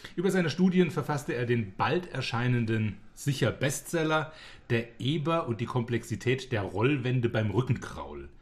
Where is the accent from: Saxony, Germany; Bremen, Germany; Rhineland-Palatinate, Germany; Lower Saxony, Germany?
Rhineland-Palatinate, Germany; bei uns in der Pfalz